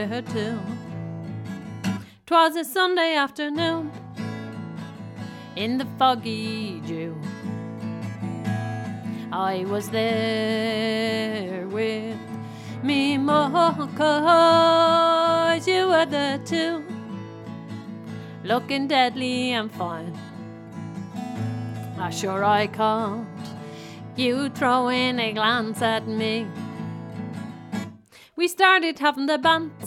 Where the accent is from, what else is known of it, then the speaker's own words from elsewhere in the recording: Dublin, Leinster, Ireland; We're from Clonmainham